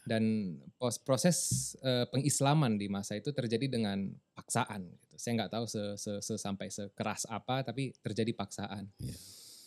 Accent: South Tapanuli, North Sumatra, Indonesia; moved away; also born or lived in Lombok; saya aslinya dari Tapanuli Selatan di yeah. Sumatera sana

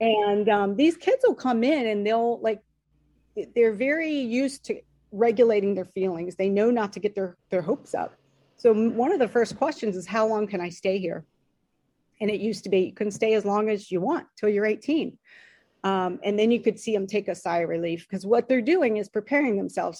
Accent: Dayton, Ohio, United States; we grew up in Dayton, Ohio

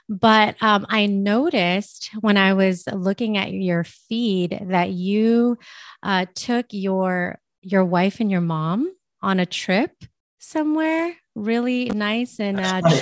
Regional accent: San Francisco, California, United States; now in Las Vegas, United States; So right now I'm in Las Vegas, Nevada, but I'm from the Bay Area. So you uh, spend some time there. That's really cool. I was born in San Francisco actually, and lived a little bit all over the place.

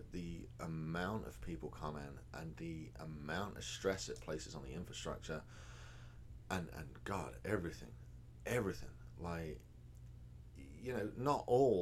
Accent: England, United Kingdom; moved away as an adult; now in Texas, United States; I'm English

